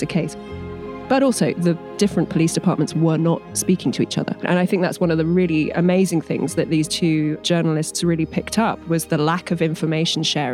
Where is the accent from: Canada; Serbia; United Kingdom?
United Kingdom; England; I'm English.